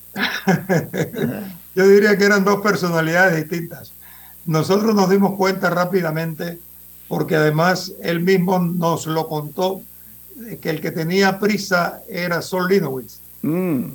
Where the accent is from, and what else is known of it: Panama